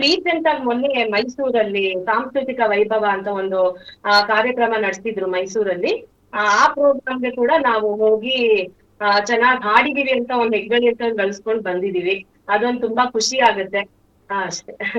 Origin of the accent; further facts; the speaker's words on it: Chikkamagaluru, Karnataka, India; ನಮ್ಮ ಊರಲ್ಲೇನೆ ಚಿಕ್ಕಮಗಳೂರಲ್ಲೇನೆ